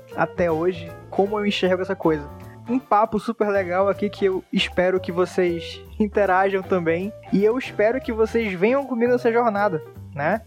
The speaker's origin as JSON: {"language": "Portuguese", "town": "Manaus", "region": "Amazonas", "country": "Brazil", "said": "sou daqui de Manaus"}